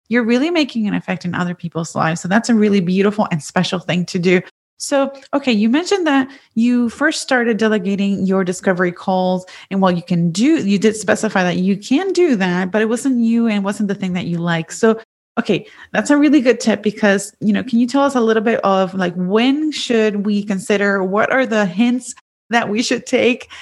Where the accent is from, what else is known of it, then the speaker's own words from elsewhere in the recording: Puerto Rico; I'm from Puerto Rico.